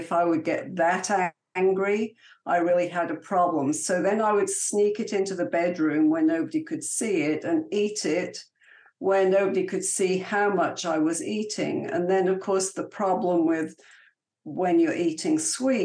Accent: England, United Kingdom; moved away; I was born and raised in England

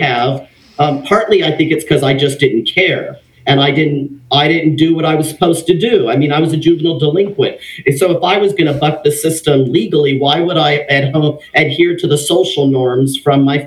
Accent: Los Angeles, California, United States; also born or lived in Redondo Beach; I grew up in Los Angeles, California, in a Mexican family

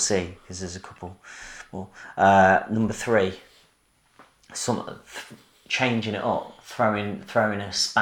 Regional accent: Coventry, West Midlands, United Kingdom; in Coventry, my hometown

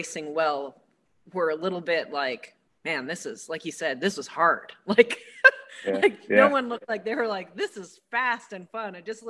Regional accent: Tucson, Arizona, United States; I'm from Tucson and it's blasting hot here. We're used to the heat.

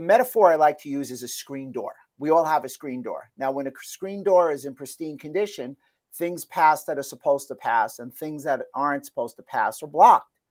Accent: New York, United States; where I grew up in New York

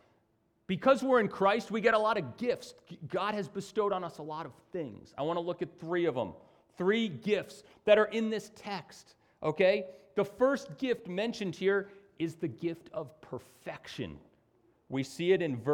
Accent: United States; as an American

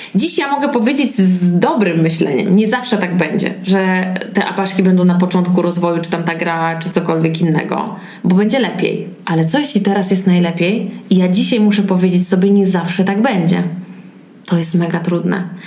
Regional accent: Warmian-Masurian Voivodeship, Poland; no bo jestem z Mazur

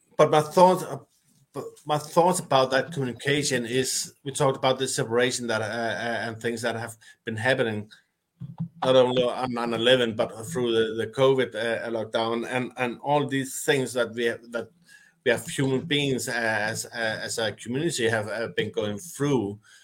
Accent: Denmark; I'm from Denmark.

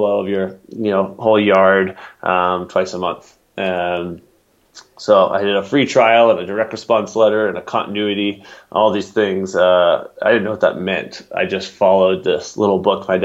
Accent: Atlanta, Georgia, United States; also born or lived in Aspen, Colorado / Crested Butte, Colorado / Breckenridge, Colorado; now in Boulder, United States; I grew up in Atlanta

